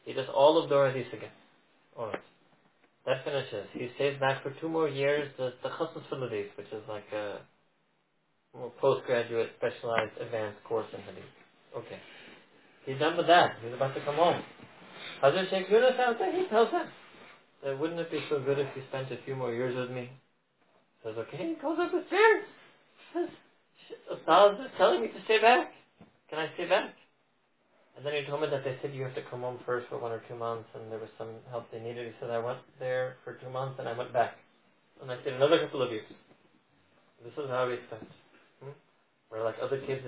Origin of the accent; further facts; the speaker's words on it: United States; born and raised in America, like me